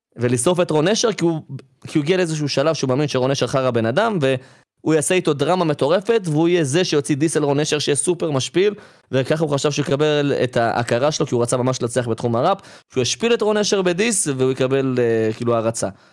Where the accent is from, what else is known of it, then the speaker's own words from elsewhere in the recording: Ramla, Central District, Israel; אני עוד מרמלה